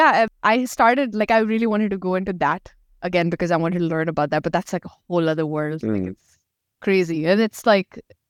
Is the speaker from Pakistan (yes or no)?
yes; Pakistan; So like I'm from Pakistan, so we speak Urdu as our main. We have multiple languages in Pakistan, but Urdu is the main one.